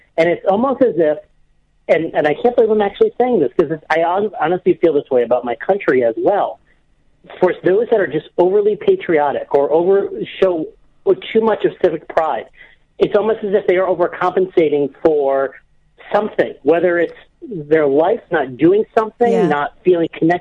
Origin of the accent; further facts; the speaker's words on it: Cleveland, Ohio, United States; moved away; my hometown where I'm from in Cleveland, Ohio